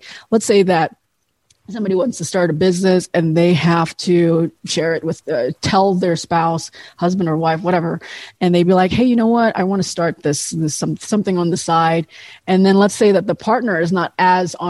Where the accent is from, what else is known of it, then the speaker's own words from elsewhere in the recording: Indonesia; now in United States; where I was growing up in Indonesia